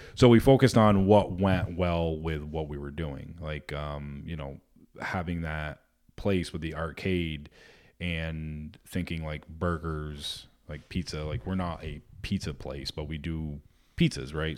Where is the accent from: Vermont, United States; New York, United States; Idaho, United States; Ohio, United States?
Vermont, United States; I grew up in Vermont